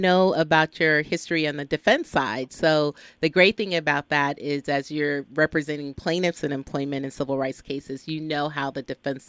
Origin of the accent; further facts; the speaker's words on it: Birmingham, Alabama, United States; now in Los Angeles, United States; that I and my family are originally from Birmingham, Alabama. And I very much attribute kind of who I am to my growing up in Birmingham and being shaped by the times of growing up there.